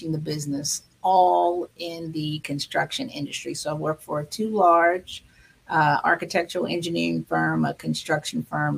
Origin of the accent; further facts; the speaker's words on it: Hampton Roads, Virginia, United States; moved away as an adult; also born or lived in Maryland / Washington, D.C. area; I am Maryland born, Virginia raised me, Hampton Roads, Virginia.